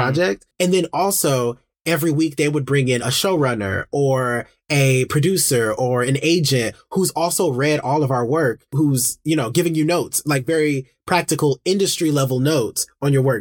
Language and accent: English; Detroit, Michigan, United States; growing up in Detroit, in my, in my community